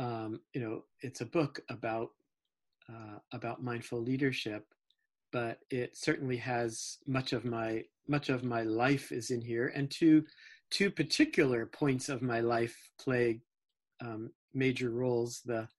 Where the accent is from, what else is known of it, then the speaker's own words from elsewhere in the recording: New Jersey, United States; born there; Well, let's see. I was born in New Jersey.